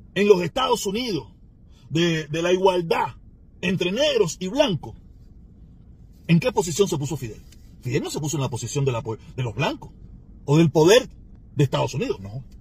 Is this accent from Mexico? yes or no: no; Cuba; now in Miami, United States; los cubanos de Miami